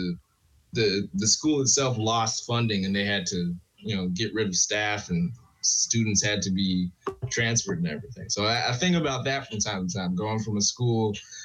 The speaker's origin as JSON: {"language": "English", "town": "Minneapolis", "region": "Minnesota", "country": "United States", "tie": "born or raised there", "said": "Born and raised in Minneapolis, Minnesota"}